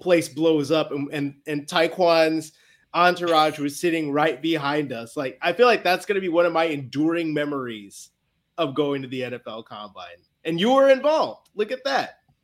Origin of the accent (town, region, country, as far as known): Chicago, Illinois, United States; now in New England, United States